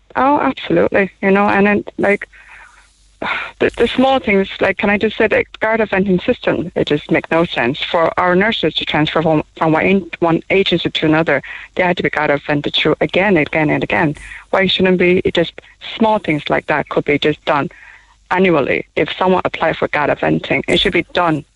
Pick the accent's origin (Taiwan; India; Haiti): Taiwan; now in Cork, Ireland; we're from Taiwan. Oh, I'm from Taiwan